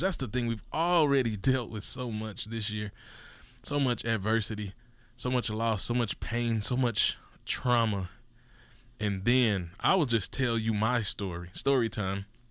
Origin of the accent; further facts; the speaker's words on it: Mississippi, United States; I'm from Mississippi